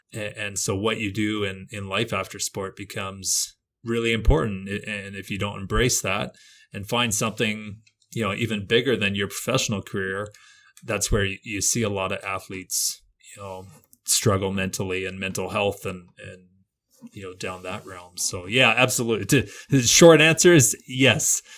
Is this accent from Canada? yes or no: yes; Canada; as a Canadian